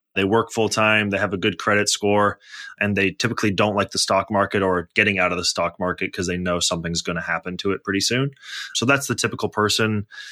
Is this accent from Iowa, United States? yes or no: no; Bay Area, California, United States; also born or lived in Toronto / Los Angeles; I was born in Toronto, grew up in the Bay Area, then went to college in Los Angeles